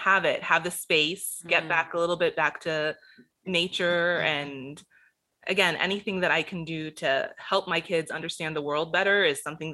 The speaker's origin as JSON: {"language": "English", "town": "Gainesville", "region": "Florida", "country": "United States", "tie": "born there", "said": "Well, I was born in Gainesville, Florida, so..."}